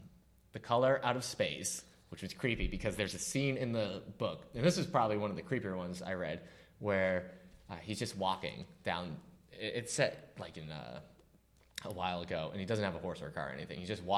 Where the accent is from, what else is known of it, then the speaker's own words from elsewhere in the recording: Newburyport, Massachusetts, United States; I grew up in New England.